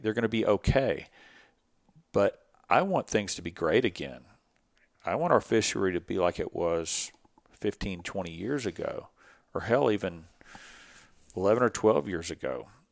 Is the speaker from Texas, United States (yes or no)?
yes; Dickinson, Texas, United States; I had a little bit of an advantage growing up here, growing up on Dickinson Bio